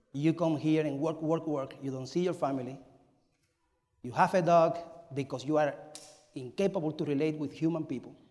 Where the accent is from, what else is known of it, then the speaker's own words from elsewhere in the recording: Cuba; moved away; I am from Cuba, and I was born in 1974, May 25.